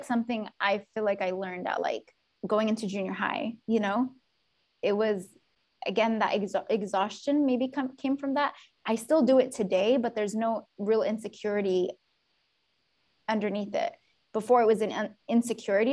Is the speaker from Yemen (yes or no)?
yes; Yemen; now in United States; growing up in Yemen